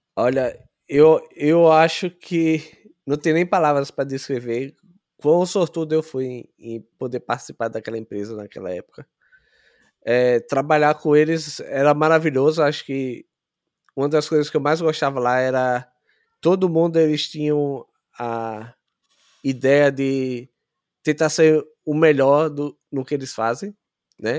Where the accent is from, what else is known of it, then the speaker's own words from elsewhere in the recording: Aracaju, Sergipe, Brazil; moved away as an adult; also born or lived in São Paulo, Brazil; Eu sou de Sergipe, é, Aracaju. Eu morei em São Paulo por cinco anos